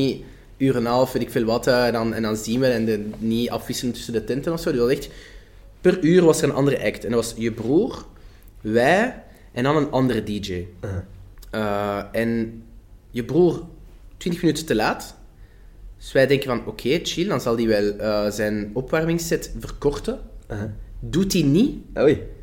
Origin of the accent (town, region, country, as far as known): Flanders, Belgium; accent: Flemish